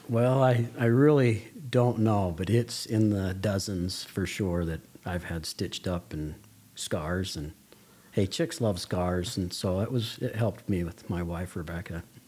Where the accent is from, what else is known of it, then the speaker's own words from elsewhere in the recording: Las Vegas, Nevada, United States; moved away as an adult; now in Toquerville, United States; I grew up in Las Vegas, Nevada